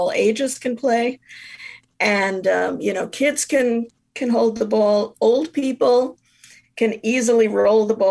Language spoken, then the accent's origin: English; New York, United States; moved away as an adult; I grew up in New York. I came here after college